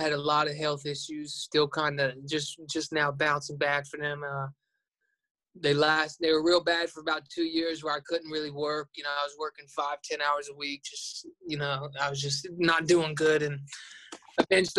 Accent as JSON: {"language": "English", "region": "Florida", "country": "United States", "said": "I'm from Florida"}